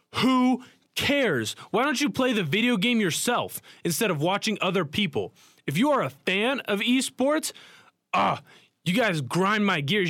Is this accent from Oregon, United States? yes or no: yes; Portland, Oregon, United States; moved away; Portland, where I'm from, my hometown.